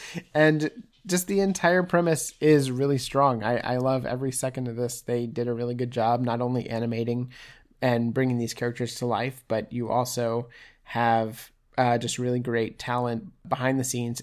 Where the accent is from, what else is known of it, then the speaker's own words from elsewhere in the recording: Houston, Texas, United States; I grew up around Astroworld, uh, in Houston, Texas.